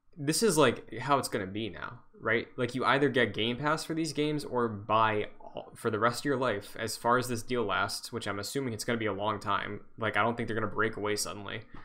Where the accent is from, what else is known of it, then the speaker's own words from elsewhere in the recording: Massachusetts, United States; I'm from Massachusetts.